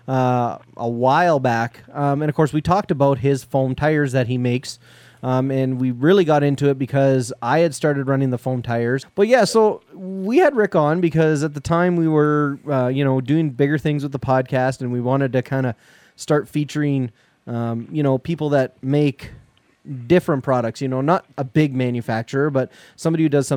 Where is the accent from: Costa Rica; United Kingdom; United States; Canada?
Canada; I'm Canadian